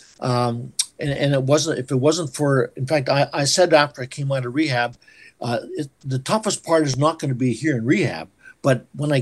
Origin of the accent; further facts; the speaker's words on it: Waldheim, Saskatchewan, Canada; moved away; I was born in Waldheim. I grew up for a few years there.